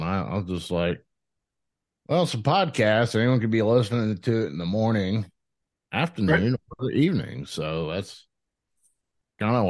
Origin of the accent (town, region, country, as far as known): Ohio, United States